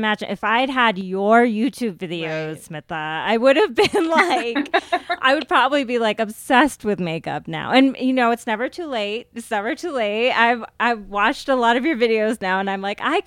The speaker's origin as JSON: {"language": "English", "country": "United States", "tie": "born or raised there", "said": "I grew up in the States"}